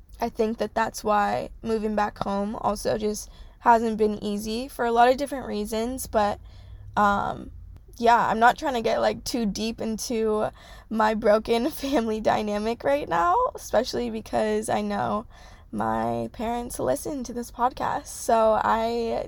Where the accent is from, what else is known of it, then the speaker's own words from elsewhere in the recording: California, United States; I'm grateful that I grew up in California. California is so hard to leave because once you grow up here, it's like there's nothing better.